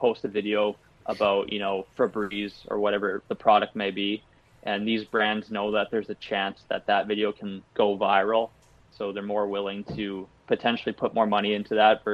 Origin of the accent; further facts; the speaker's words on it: Canada; I'm Canadian.